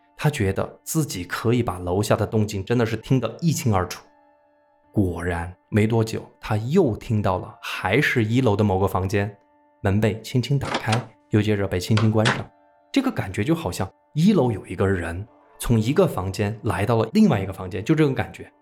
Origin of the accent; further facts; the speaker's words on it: Sichuan, China; 我们四川人